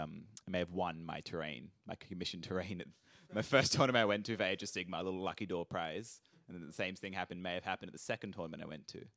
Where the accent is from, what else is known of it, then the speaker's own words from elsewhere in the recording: Sydney, New South Wales, Australia; No, I'm from Sydney.